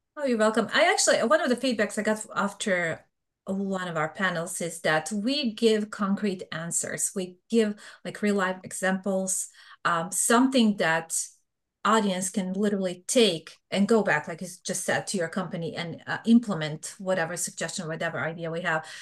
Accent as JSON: {"language": "English", "country": "Bosnia & Herzegovina", "tie": "born or raised there", "also_born_or_lived": "Serbia", "second_language": "English", "moved": "as an adult", "lives_now": "United States", "said": "I am originally from Bosnia. I was born in Bosnia, but I'm Serbian by ethnicity"}